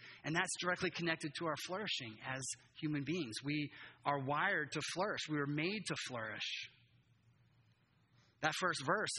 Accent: Japan; moved away as an adult; now in United States; I grew up in Japan. My whole life, I came back to the U.S. I was like, I've never experienced this before. It's completely different. And, you know, as a third culture kid growing up there, only white kid in my school

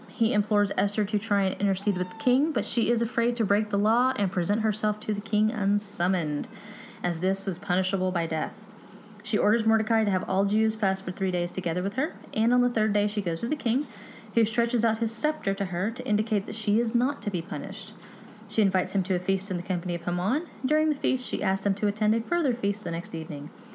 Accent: Texas, United States; first language English; I'm from Texas

